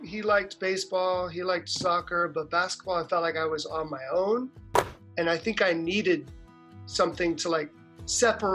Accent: San Diego, California, United States; now in Brooklyn, United States; I live in Brooklyn, but I'm originally from San Diego, California.

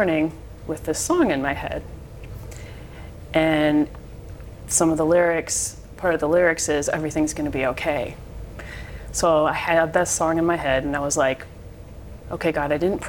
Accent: Park Ridge, Illinois, United States; I was born in Park Ridge

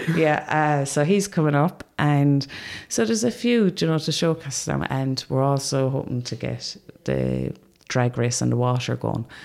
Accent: Limerick, Munster, Ireland; I'm being from Limerick

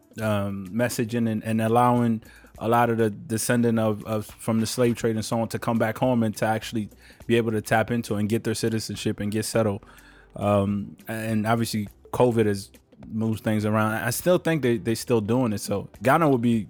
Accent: Maryland, United States; I grew up in Maryland

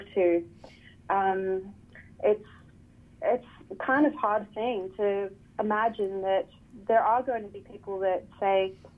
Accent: Australia; as an Australian

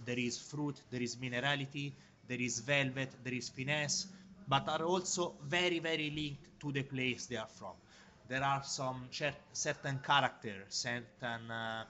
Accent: Montalcino, Tuscany, Italy; Tuscany, easy. Montalcino in Siena. Very, very small place, but famous for quite good wines.

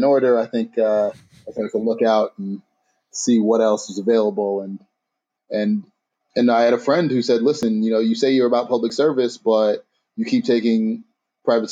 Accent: New York City, New York, United States; now in Detroit, United States; I'm from Harlem.

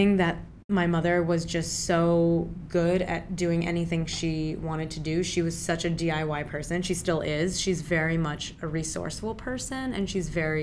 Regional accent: Maryland, United States; first language Urdu; also born or lived in Pakistan / Virginia / Richmond, Virginia; now in Brooklyn, United States; I was born in Pakistan, raised in Maryland and Virginia.

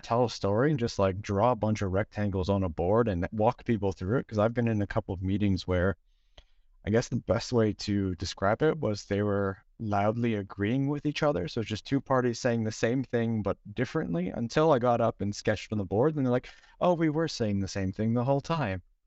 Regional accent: Toronto, Ontario, Canada; now in Stockholm, Sweden; originally I'm from Toronto, currently in Stockholm

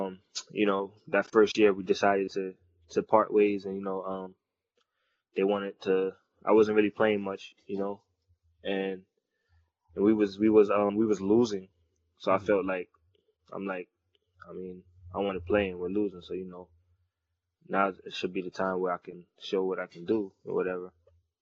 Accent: Middletown, New York, United States; also born or lived in Greece; Middletown, New York, upstate, about 45 minutes from New York City

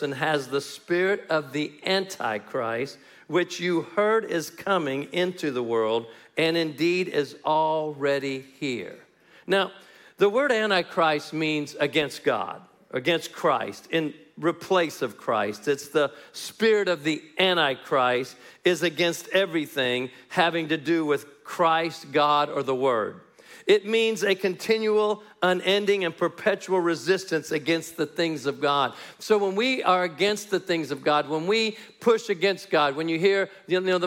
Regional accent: New Mexico, United States; I hail from the People's Republic of New Mexico, and it's a communist state in America

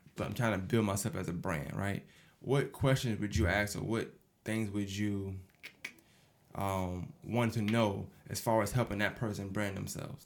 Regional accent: New York City, New York, United States; now in Augusta, United States; I'm from Brooklyn, New York

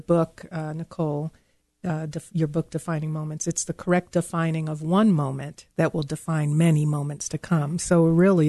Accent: New York, United States; moved away; I'm originally from New York, and sometimes the New York comes out of me.

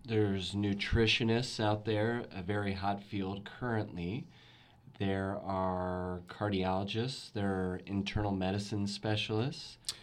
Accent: Louisville, Kentucky, United States; growing up in Louisville, Kentucky

